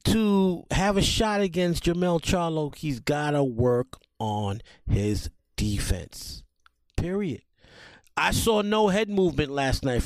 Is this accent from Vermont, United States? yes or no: no; New York City, New York, United States; I grew up in the Millbrook Projects of the South Bronx